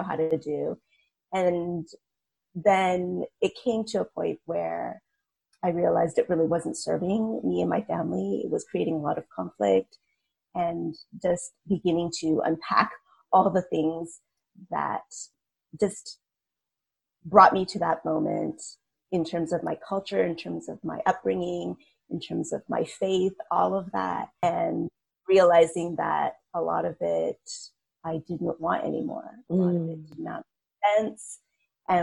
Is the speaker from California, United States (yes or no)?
yes; California, United States; moved away as an adult; also born or lived in China; I am a second generation Asian American. So I was born in the States. My parents were immigrants from Hong Kong and Vietnam. And yeah, like you said, grew up very typically